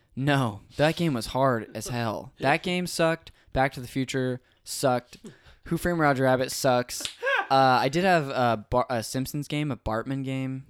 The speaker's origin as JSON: {"language": "English", "town": "Modesto", "region": "California", "country": "United States", "tie": "born or raised there", "also_born_or_lived": "Azusa, California", "moved": "as an adult", "lives_now": "Los Angeles, United States", "said": "I'm from there, um, lived up there my whole life until I went to school in Azusa, California"}